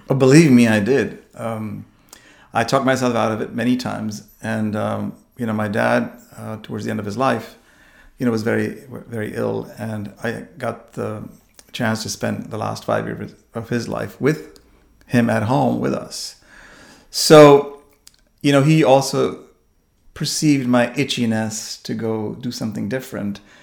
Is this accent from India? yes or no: yes; India; moved away as an adult; also born or lived in New York, United States; now in United States; growing up in India and, and finishing all my education there